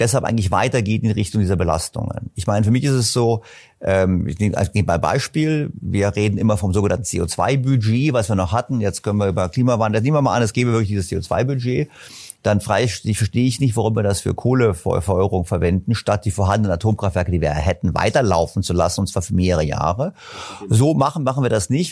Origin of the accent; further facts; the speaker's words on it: Berlin, Germany; also born or lived in German-speaking Switzerland; Ich komme aus Berlin